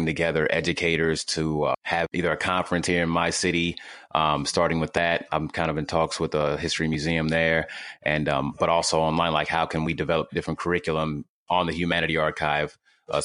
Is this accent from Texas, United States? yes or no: no; Louisville, Kentucky, United States; I'm from Louisville, Kentucky